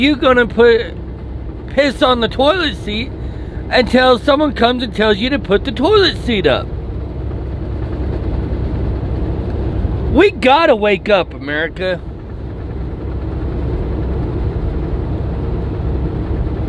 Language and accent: English; United States